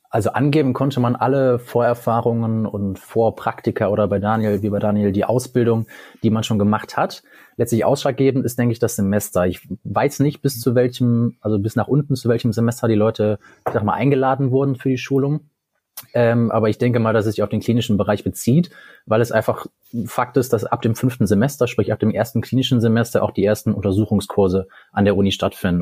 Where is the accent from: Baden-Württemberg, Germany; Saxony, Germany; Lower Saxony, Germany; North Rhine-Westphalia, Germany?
North Rhine-Westphalia, Germany; Cologne; now in Münster, Germany; ich bin äh, in Köln geboren